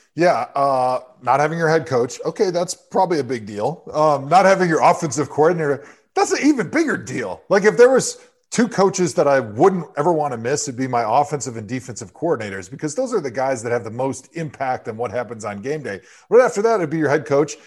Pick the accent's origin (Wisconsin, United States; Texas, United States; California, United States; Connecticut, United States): Wisconsin, United States; moved away as an adult; also born or lived in Cleveland; I was born in eighty-four and I grew up in Wisconsin